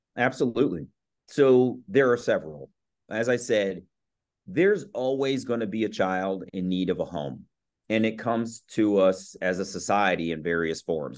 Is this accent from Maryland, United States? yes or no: yes; Columbia, Maryland, United States; also born or lived in Baltimore, Maryland; I was born in Baltimore, raised in Columbia, Maryland